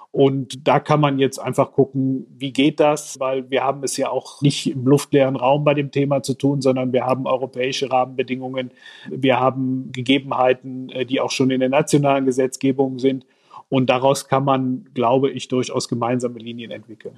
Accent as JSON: {"language": "German", "town": "Aachen", "region": "North Rhine-Westphalia", "country": "Germany", "said": "Ich komme aus Nordrhein-Westfalen, aus Aachen"}